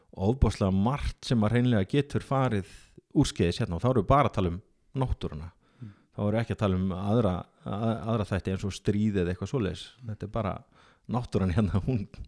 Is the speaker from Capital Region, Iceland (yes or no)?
no; Akureyri, Northeastern Region, Iceland; fættur og uppalinn á Akureyri og ég er ótrúlega mikill Akureyringur